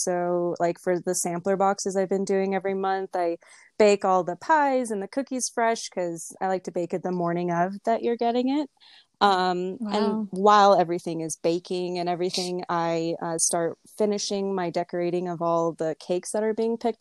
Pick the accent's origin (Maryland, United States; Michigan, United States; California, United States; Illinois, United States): California, United States; Simi Valley; moved away; also born or lived in Los Angeles; I grew up in a small town, it's called Simi Valley